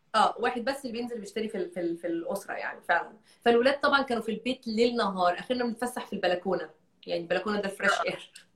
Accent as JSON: {"language": "Arabic", "country": "Egypt", "said": "أنا بنت من مصر"}